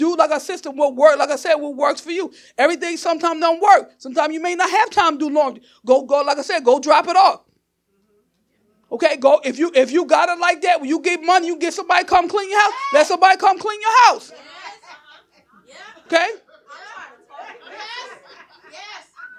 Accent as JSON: {"language": "English", "town": "Newark", "region": "New Jersey", "country": "United States", "said": "I'm still that girl from Newark. Okay. South Ward, Chancellor Avenue."}